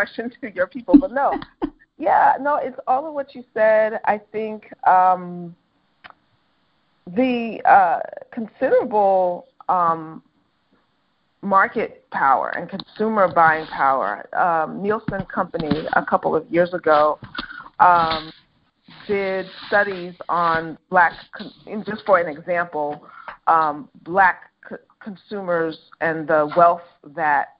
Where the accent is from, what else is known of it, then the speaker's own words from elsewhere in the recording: New York City, New York, United States; I'm a New Yorker.